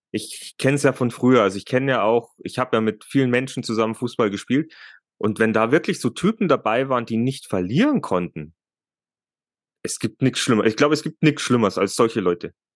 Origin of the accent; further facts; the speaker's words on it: Germany; bei uns in Deutschland